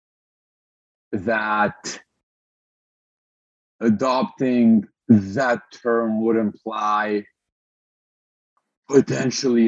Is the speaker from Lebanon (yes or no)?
yes; Lebanon; moved away as an adult; also born or lived in Montreal; I was born and raised in Lebanon